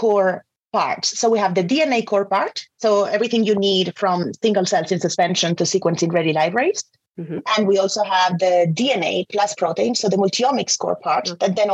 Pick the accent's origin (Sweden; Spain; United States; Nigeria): Spain; moved away as an adult; also born or lived in Salamanca, Spain; now in United Kingdom; I'm originally from Spain